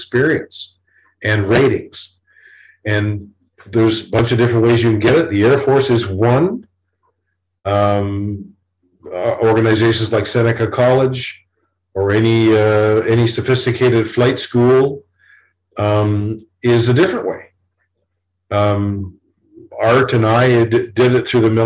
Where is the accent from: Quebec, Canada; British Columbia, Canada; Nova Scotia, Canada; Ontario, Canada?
Ontario, Canada; Toronto; I grew up in Toronto. My home was in Toronto.